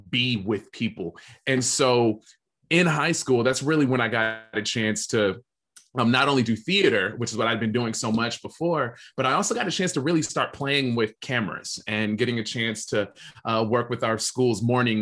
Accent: Alexandria, Virginia, United States; now in Los Angeles, United States; I grew up in Alexandria, Virginia, which is right outside of our nation's capital

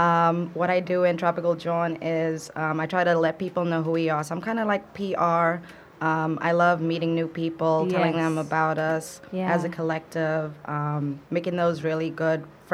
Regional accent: Cape Town, Western Cape, South Africa; also born or lived in Florida; now in New York, United States; I'm originally from Cape Town, South Africa.

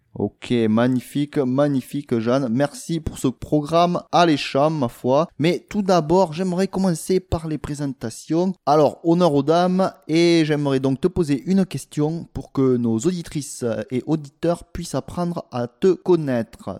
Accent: France; also born or lived in South Korea; J'arrivais de, de, France, hein, d'un milieu rural

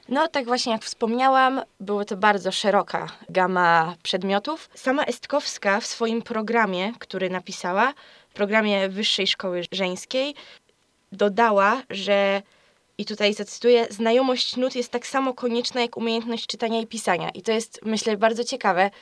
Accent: Greater Poland, Poland; Jestem z Wielkopolski

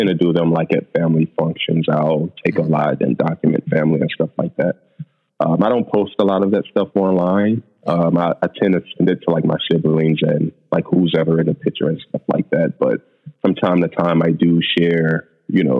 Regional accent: East St. Louis, Illinois, United States; Originally, I am from East St. Louis, Illinois

